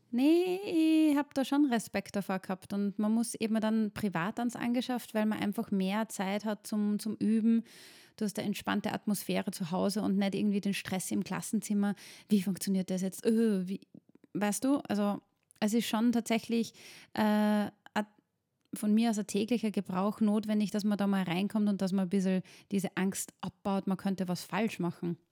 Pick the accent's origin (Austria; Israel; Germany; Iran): Austria; Linz, Upper Austria; meine Heimatstadt eben Linz